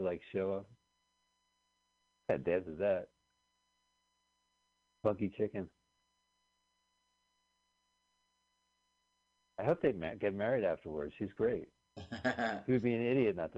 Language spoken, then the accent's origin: English; New Jersey, United States; we grew up in New Jersey